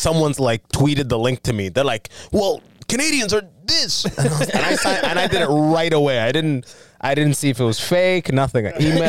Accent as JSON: {"language": "English", "country": "Sudan", "tie": "born there", "said": "I have very old school. Like, I'm born in Sudan. Mm. I came from Sudan."}